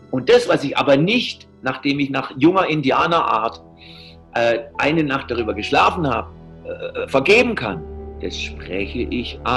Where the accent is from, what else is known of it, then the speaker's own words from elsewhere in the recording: Southern Germany, Germany; Ich bin Süddeutscher, ich habe einen ganz anderen Humor